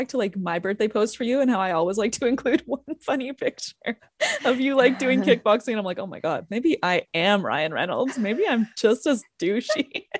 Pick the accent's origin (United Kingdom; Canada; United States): Canada; we're both Canadian through and through.